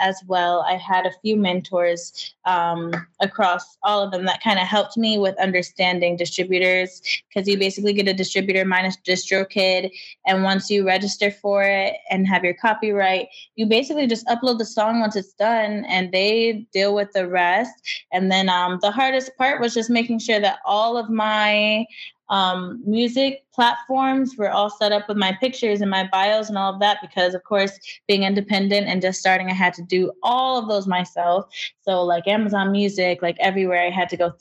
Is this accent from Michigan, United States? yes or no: yes; Michigan, United States; I'm from Michigan.